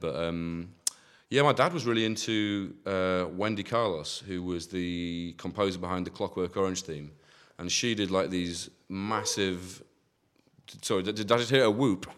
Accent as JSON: {"language": "English", "area": "near Hull", "region": "Yorkshire and the Humber", "country": "United Kingdom", "tie": "born or raised there", "also_born_or_lived": "Manchester", "moved": "as an adult", "lives_now": "Bristol, United Kingdom", "said": "I grew up near Hull in East Yorkshire"}